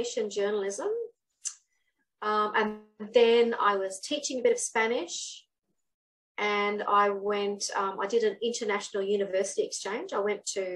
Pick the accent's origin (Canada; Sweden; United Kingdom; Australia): Australia; Gladstone, Queensland; Gladstone, my hometown